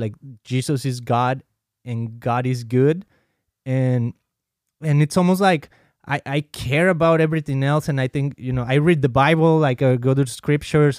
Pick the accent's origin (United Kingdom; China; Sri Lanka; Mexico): Mexico; moved away; I've been baptized as a kid in the Catholic Church, uh, growing up in Mexico